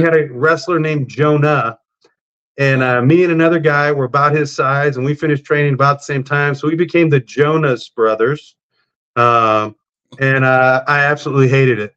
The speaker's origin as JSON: {"language": "English", "region": "South Texas", "country": "United States", "tie": "born or raised there", "said": "I grew up in South Texas about 30 miles from South Padre Island"}